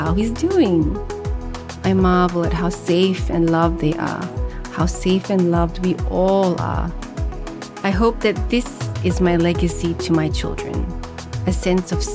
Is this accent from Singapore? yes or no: yes; Singapore; first language Malay; even in Singapore, the country of my birth